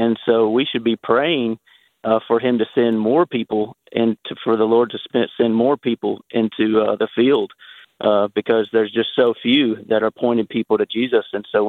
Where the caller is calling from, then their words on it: Murfreesboro, Tennessee, United States; from Murfreesboro.